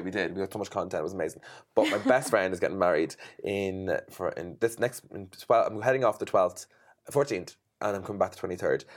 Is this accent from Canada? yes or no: no; Ireland; I'm an Irish Irish designer